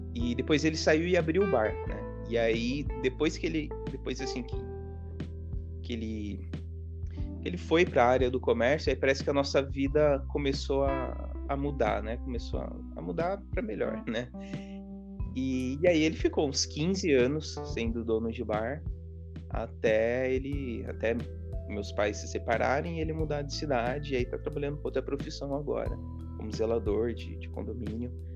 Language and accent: Portuguese; Hortolândia, São Paulo, Brazil; eu morei em dois bairros em Hortolândia